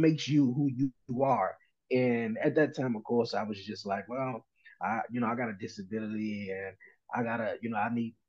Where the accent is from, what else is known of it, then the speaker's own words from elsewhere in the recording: Washington, District of Columbia, United States; I'm from Washington, D.C., born and raised here all my life